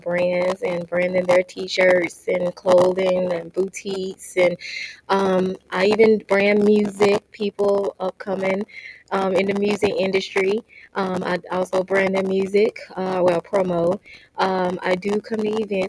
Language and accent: English; Crystal Springs, Mississippi, United States; now in Phoenix, United States; I am from Crystal Springs, Mississippi, and I relocated to Phoenix, Arizona in 2017.